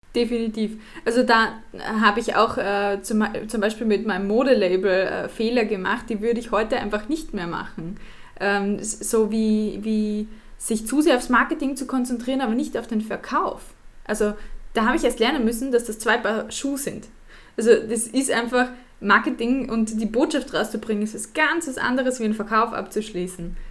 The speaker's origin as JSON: {"language": "German", "country": "Austria", "said": "als Österreicherin"}